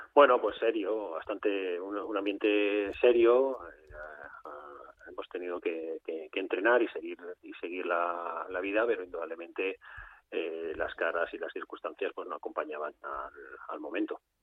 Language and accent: Spanish; Valencia, Valencian Community, Spain; como decimos los valencianos